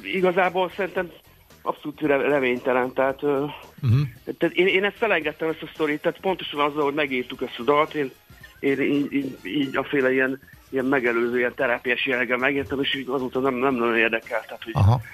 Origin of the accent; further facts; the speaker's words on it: Saint Petersburg, Russia; now in Hungary; én Szentpéterváról származom, meg ott, ott születtem